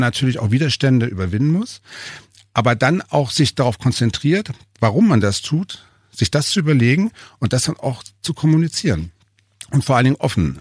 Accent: Hanover, Lower Saxony, Germany; also born or lived in Berlin; now in Altmühltal, Germany; eigentlich bin ich ja Hannoveraner

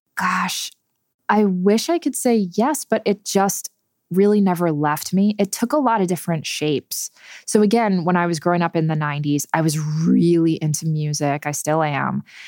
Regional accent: New Jersey, United States; I grew up in New Jersey

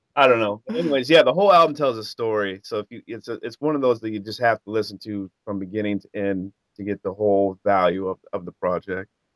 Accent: Cedar Rapids, Iowa, United States; I'm from Cedar Rapids, Iowa. I grew up, you know, out in the sticks

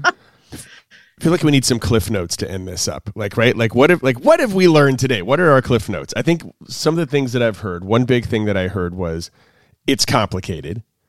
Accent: the South, United States; I grew up in the South

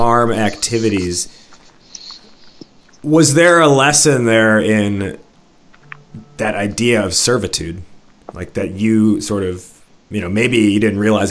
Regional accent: outside of Chicago, Illinois, United States; I'm Midwest, but I'm a city boy, right? I grew up outside of Chicago, and I've lived in Chicago for the last 11 years

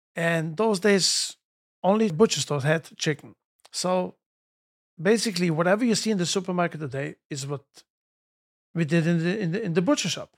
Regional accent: Jerusalem, Jerusalem District, Israel; moved away as an adult; now in United States; I grew up in Yerushalayim, near Kodesh. We lived in, uh, Meishonim.

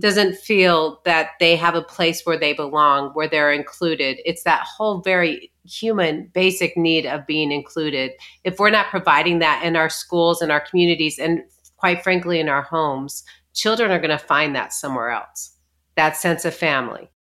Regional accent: Arizona, United States; we grew up in, in Arizona

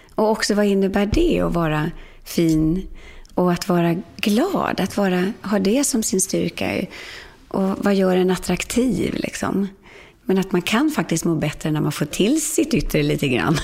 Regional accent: Sweden; komma hem till Sverige

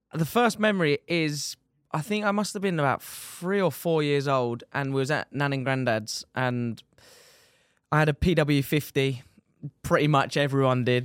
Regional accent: Dover, South East England, United Kingdom; I am from Dover

